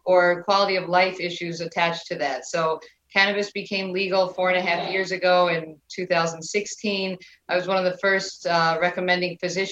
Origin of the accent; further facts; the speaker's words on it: New York, United States; moved away as an adult; now in Florida, United States; I am originally from New York